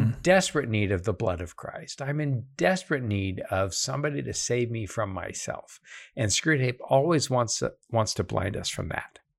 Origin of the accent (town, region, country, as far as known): United States